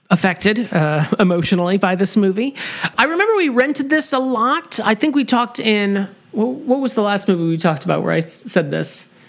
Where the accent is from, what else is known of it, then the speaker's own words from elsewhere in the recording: Alabama, United States; I mean, I'm I'm from you know I'm from Alabama, so I'm not as familiar with the term hot as molasses.